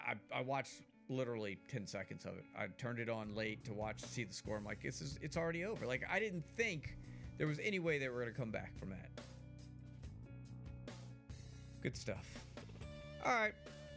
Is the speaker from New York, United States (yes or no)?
yes; New York, United States; also born or lived in Pensacola, Florida / New Jersey; now in Mobile, United States; that's after I moved here from Pensacola. But I'm from New York